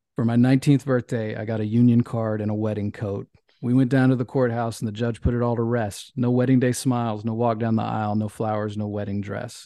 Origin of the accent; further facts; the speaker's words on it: Memphis, Tennessee, United States; where I grew up in Memphis